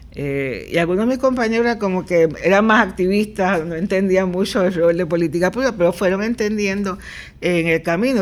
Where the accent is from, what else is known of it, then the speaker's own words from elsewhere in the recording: Puerto Rico; also born or lived in Nashville, Tennessee, United States / New Haven, Connecticut, United States; ese es el perfil real de nuestra población